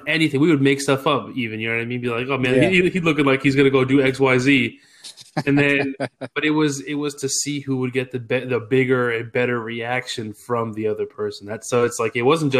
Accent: Massachusetts, United States; now in Texas, United States; I'm from Massachusetts originally.

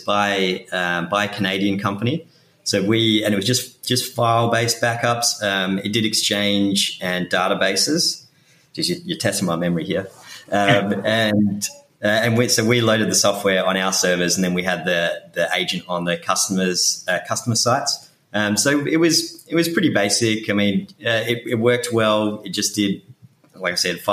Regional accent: Perth, Western Australia, Australia; moved away as an adult; now in New York City, United States; I'm originally from Perth in Western Australia.

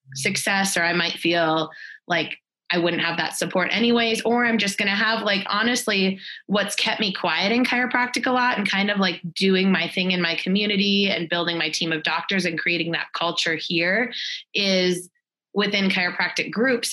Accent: Minnesota, United States; moved away as an adult; also born or lived in Texas; now in Fort Collins, United States; we're both originally from Minnesota

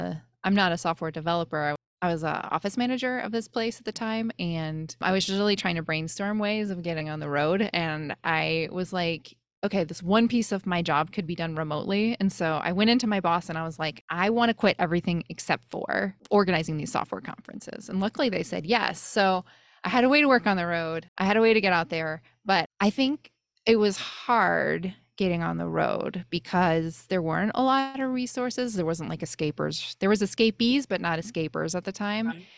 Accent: Wisconsin, United States; moved away; also born or lived in Bay Area, California; I grew up in Wisconsin

